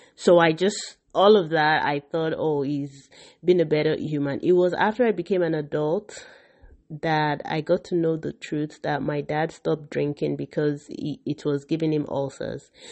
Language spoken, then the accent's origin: English; Nigeria; I grew up in Nigeria